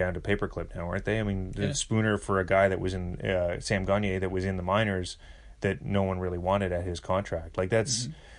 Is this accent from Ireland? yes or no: no; Western Canada, Canada; And I'm from Western Canada. I remember cheering for those Oilers teams